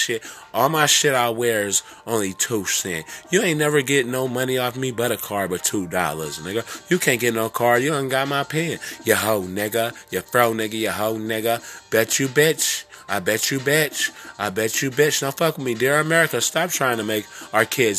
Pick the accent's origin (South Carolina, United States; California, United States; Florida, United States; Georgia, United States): California, United States; also born or lived in Prince George's County, Maryland; now in Maryland, United States; I'm from California, but I'm local in Maryland, in the DMV